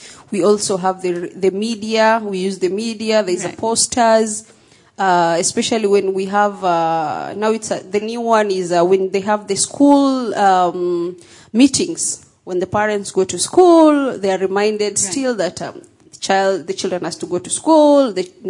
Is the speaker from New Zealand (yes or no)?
no; Somalia; People like me. I come from the Somali community.